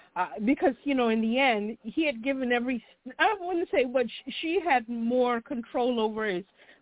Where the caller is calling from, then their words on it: Chicago, Illinois, United States; from Chicago.